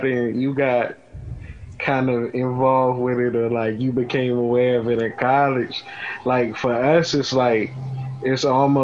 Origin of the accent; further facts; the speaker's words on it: Washington, District of Columbia, United States; also born or lived in Atlanta, Georgia; I'm from D.C. We're going to get into that in a minute. Born and raised in the South Side.